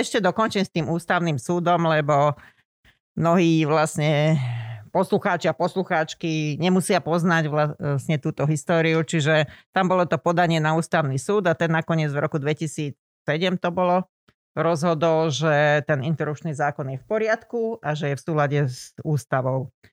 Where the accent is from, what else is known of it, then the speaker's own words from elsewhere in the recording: Lučenec, Banská Bystrica Region, Slovakia; moved away as an adult; also born or lived in Bratislava / West Germany; Ja som sa pôvodne narodila v Učenci, na Slovensku teda